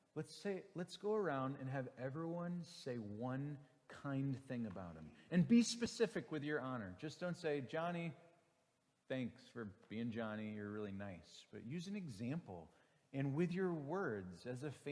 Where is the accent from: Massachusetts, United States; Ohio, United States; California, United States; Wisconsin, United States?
Wisconsin, United States; Green Bay; moved away; I grew up in Green Bay, Wisconsin, and Wisconsinites love a good fish boil